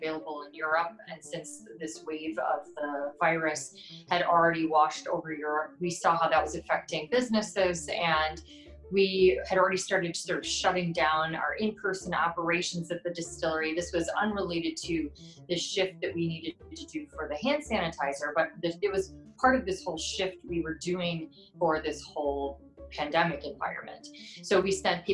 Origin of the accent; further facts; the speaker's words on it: Chicago, Illinois, United States; moved away; I'm from Chicago